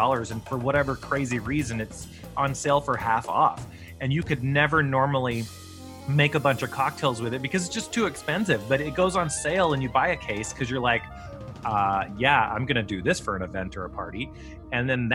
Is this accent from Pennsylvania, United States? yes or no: no; Savannah, Georgia, United States; also born or lived in Charleston, South Carolina; I grew up in Savannah, Georgia and Charleston, South Carolina